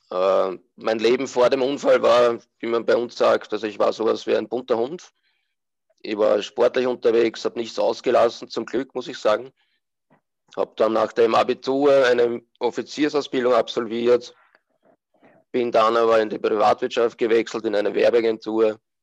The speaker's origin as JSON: {"language": "German", "country": "Austria", "said": "bin aus Österreich"}